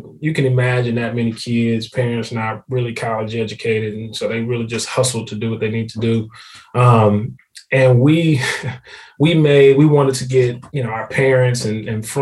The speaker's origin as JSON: {"language": "English", "town": "Houston", "region": "Texas", "country": "United States", "tie": "born or raised there", "lives_now": "Dallas, United States", "said": "Houston, which is actually my hometown"}